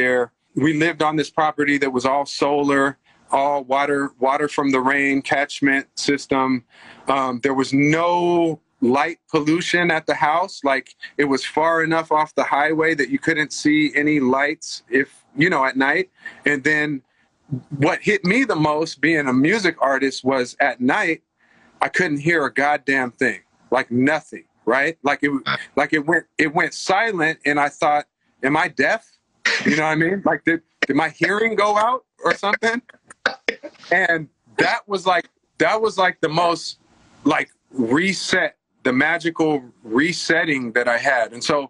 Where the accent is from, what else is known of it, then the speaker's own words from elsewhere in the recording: California, United States; now in Los Angeles, United States; I'm part hippie too, because I grew up in the Bay.